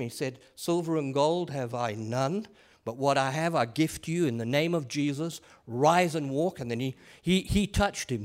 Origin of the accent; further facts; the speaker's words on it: England, United Kingdom; I am an Englishman